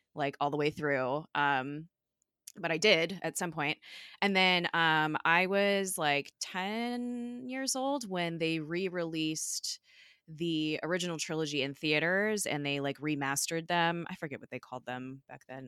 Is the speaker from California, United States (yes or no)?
yes; California, United States; I'm from California